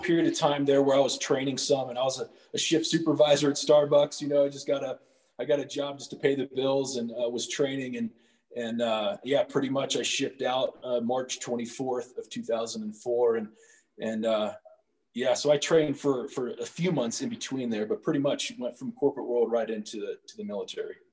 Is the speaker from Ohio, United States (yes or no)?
yes; Cincinnati, Ohio, United States; I grew up in Cincinnati uh, for about 18 years, uh, born and raised right there.